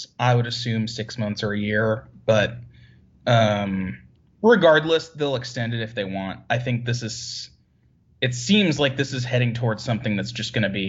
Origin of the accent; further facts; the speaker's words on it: Syracuse, New York, United States; now in Dallas, United States; my hometown, Syracuse, New York